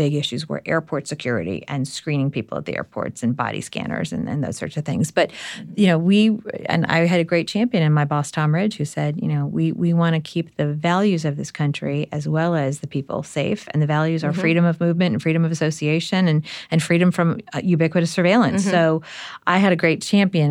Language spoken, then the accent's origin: English; Belfast, Northern Ireland, United Kingdom; now in Washington, D.C., United States; I was born in Belfast, yes. Northern Ireland